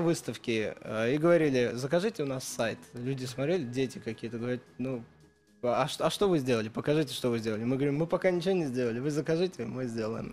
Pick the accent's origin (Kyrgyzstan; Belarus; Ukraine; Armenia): Armenia; Spitak, Lori; moved away; Я родился в Армении